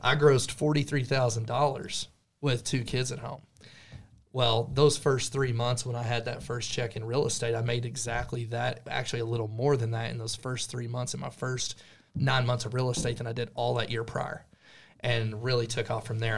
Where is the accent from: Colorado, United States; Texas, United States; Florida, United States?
Texas, United States; Stinnett; now in Amarillo, United States; I grew up here in the Texas Panhandle, about fifty miles away from Amarillo, little small town called Stinnett